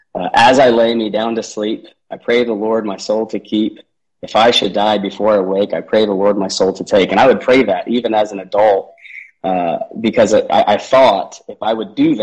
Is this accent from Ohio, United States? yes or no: yes; Columbus, Ohio, United States; I was born and raised in Columbus, Ohio